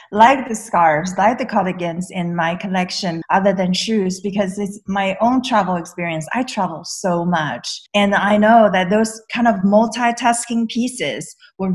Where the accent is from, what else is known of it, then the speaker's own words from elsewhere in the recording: the Bay Area, California, United States; I am from the Bay Area